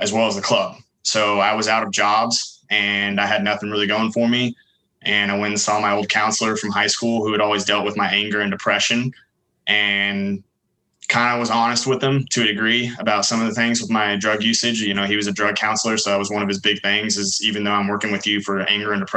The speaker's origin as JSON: {"language": "English", "town": "Dallas", "region": "Texas", "country": "United States", "tie": "born or raised there", "said": "I was born and raised in the Dallas, Texas area, kind of in the northern towns, Carrollton, Denton, Louisville, Flower Mound"}